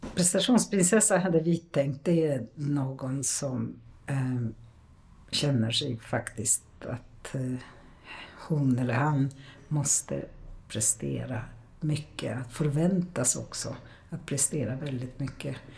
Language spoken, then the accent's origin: Swedish; Poland; first language Polish; Swedish is a second language; now in Sweden; jag kommer också från Polen